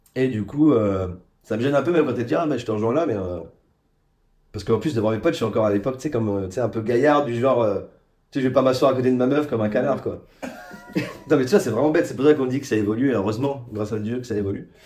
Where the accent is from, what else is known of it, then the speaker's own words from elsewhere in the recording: Charleville-Mézières, Grand Est, France; je suis originaire des Ardennes, donc dans le nord-est